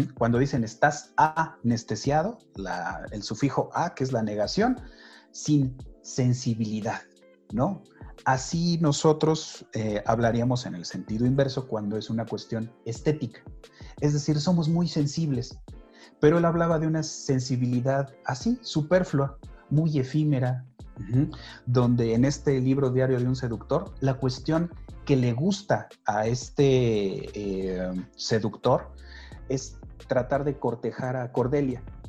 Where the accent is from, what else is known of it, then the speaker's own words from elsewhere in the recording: Tulancingo, Hidalgo, Mexico; yo que nací en Tulancingo